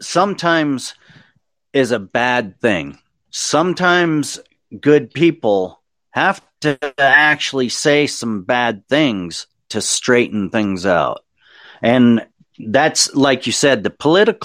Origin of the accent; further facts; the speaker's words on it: United States; I am an American